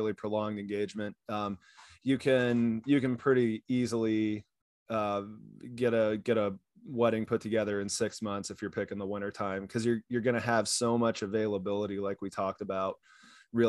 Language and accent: English; Kansas, United States; moved away; growing up in Kansas